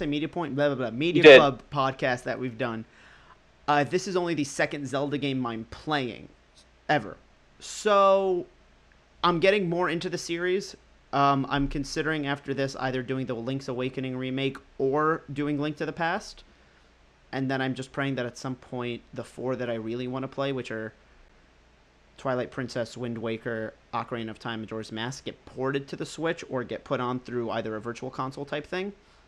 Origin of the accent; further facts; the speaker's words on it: United Kingdom; You know, I'm British, so I naturally sound like a better actor.